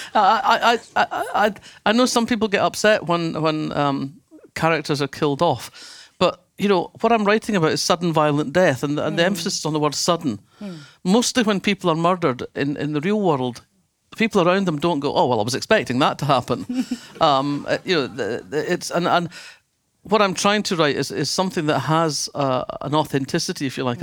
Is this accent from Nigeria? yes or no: no; Fife, Scotland, United Kingdom; when I was growing up in Fife